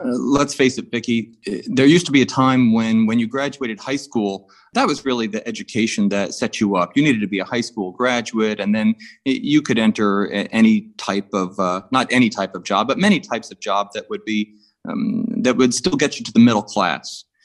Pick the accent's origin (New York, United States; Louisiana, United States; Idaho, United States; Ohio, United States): New York, United States; Suffolk County, Long Island; moved away; I'm from Suffolk County